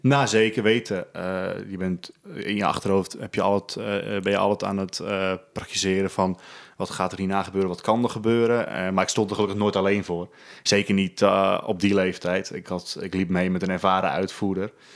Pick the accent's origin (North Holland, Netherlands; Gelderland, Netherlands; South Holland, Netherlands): North Holland, Netherlands; Spierdijk; Ik eh, ben geboren in eh, Spierdijk. Dat is een heel klein dorpje in de kop van Noord-Holland